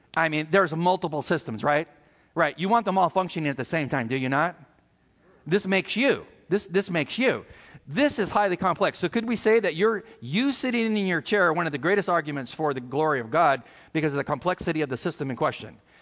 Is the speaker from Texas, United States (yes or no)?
no; California, United States; moved away; where we're from California